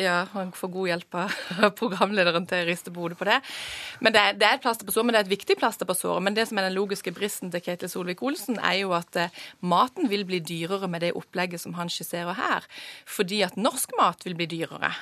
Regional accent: Sørlandet, Southern Norway, Norway; Nå kommer jeg fra Sørlandet

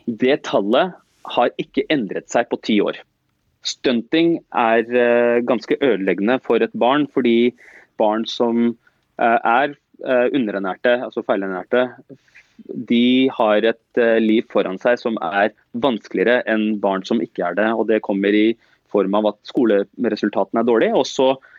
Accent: Oslo, Norway; jeg er som sagt født og oppvokst eh, øst i Oslo, eh, på Stovner. Det er der jeg har bodd hele livet mitt, og jeg bor der fortsatt.

